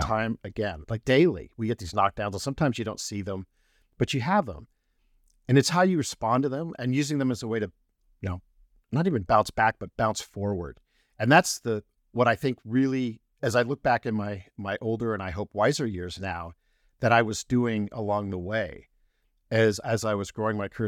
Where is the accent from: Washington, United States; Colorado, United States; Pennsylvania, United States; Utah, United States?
Colorado, United States; I'm not native to Colorado, but spent the really good formative years there